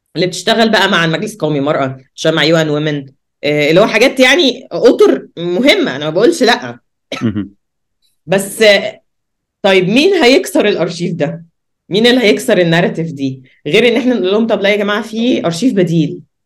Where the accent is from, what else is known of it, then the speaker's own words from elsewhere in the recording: Egypt; عندنا في مصر